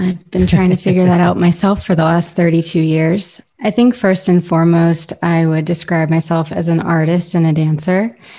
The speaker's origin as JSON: {"language": "English", "town": "New York City", "region": "New York", "country": "United States", "tie": "born or raised there", "also_born_or_lived": "Ohio, United States / Tennessee, United States / Florida, United States", "said": "I was born in New York City. I grew up partially in New York, partially in Ohio, moved to Tennessee, moved to Florida, moved back to Ohio, moved back to Florida."}